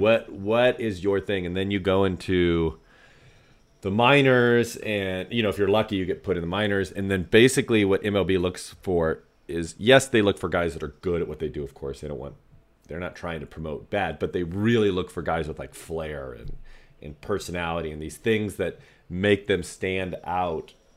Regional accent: Northern California, United States; I'm from Northern California

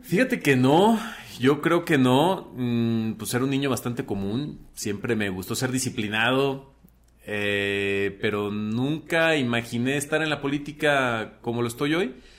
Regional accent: Teocaltiche, Jalisco, Mexico; also born or lived in Aguascalientes; Nací, bueno, con muchos teocaltichenses en un hospital en Aguascalientes, pero soy de Teocaltiche, Jalisco

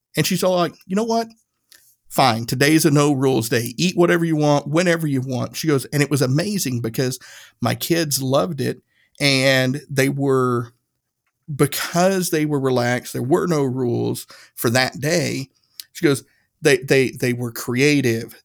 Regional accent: Northeast Tennessee, United States; I grew up i-, in Northeast Tennessee.

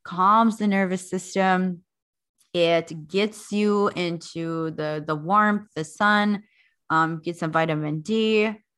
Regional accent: North Dakota, United States; also born or lived in South Africa; settle here in North Dakota, where I originally am from.

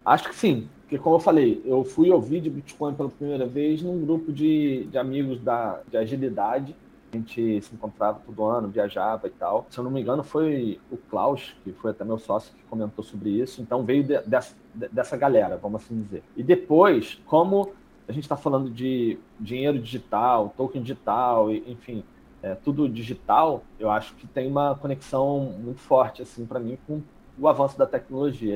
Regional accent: Brazil; mesmo como brasileiro, tendo uma conta lá

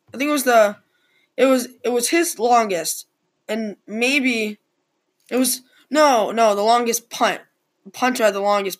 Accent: New England, United States; I'm from New England.

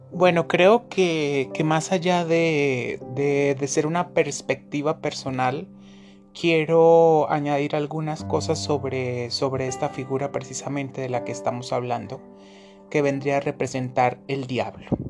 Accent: Colombia; soy de Colombia

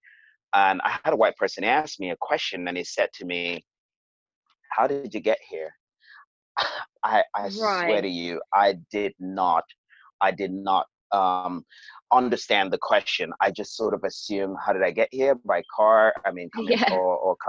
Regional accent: Cameroon; moved away as an adult; also born or lived in United States; now in London, United Kingdom; I was born and raised in Cameroon

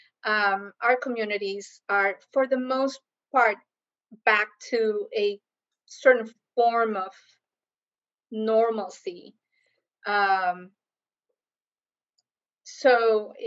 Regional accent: Costa Rica; moved away as an adult; also born or lived in Kansas, United States; now in Miami, United States; I came to the U.S. as a student from Costa Rica, so the U.S. is my second home. Been here now longer than I actually lived in my own country, because I came here at 18

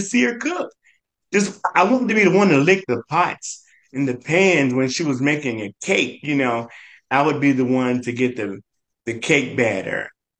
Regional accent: Memphis, Tennessee, United States; Growing up in Memphis

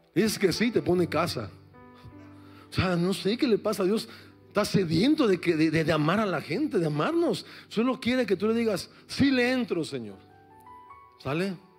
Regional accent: Mexico City, Mexico; soy de la Ciudad de México

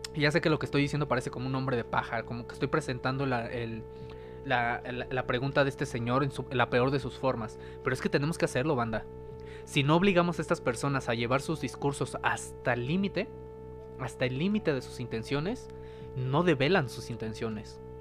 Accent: Mexico; nosotros como mexicanos

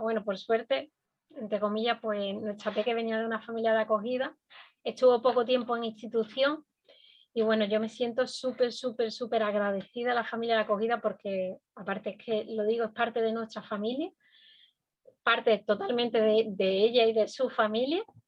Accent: Andalusia, Spain; now in Canary Islands, Spain; yo vengo de otra comunidad autónoma, desde Andalucía

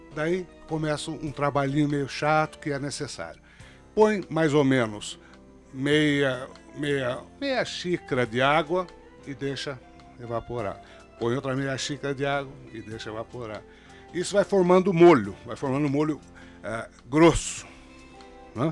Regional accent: Jaú, São Paulo, Brazil; now in São Paulo, Brazil; no interior, sou de Jaú

